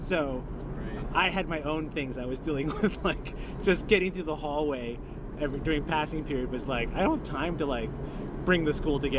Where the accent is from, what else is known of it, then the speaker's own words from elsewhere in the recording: Wood Dale, Illinois, United States; moved away; also born or lived in Bensenville, Illinois; In Illinois, near O'Hare Airport, Bensonville, Wooddale.